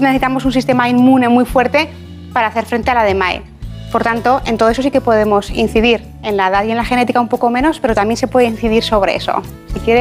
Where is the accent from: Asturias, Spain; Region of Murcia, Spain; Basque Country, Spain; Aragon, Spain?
Aragon, Spain; Ejea de los Caballeros; also born or lived in Zaragoza; Pues yo nací en Zaragoza, pero soy de un pueblo que se llama Ejea de los Caballeros.